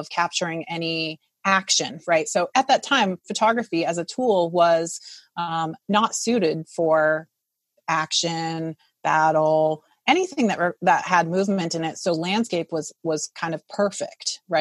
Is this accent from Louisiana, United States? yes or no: no; Providence, Rhode Island, United States; moved away as an adult; now in California, United States; growing up in Providence, Rhode Island, where I grew up